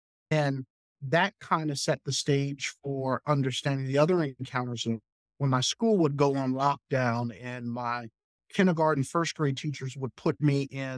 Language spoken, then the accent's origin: English; Arlington, Virginia, United States; born there; I was born in Arlington, Virginia, in a community called Green Valley, which is in South Arlington